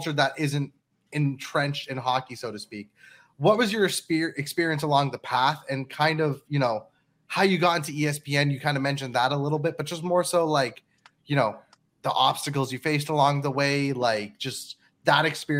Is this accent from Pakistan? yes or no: yes; Pakistan; And I'm Pakistani and Christian.